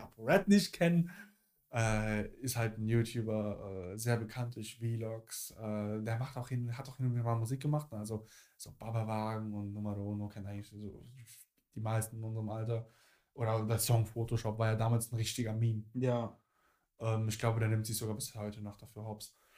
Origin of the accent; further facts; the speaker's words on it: Cologne, North Rhine-Westphalia, Germany; bei uns in Köln